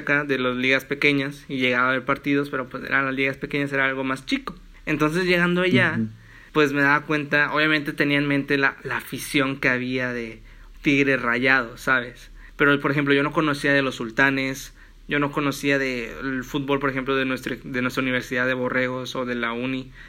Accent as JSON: {"language": "Spanish", "town": "Matamoros", "region": "Tamaulipas", "country": "Mexico", "tie": "born or raised there", "also_born_or_lived": "Monterrey", "moved": "yes", "said": "yo pues soy de Matamoros"}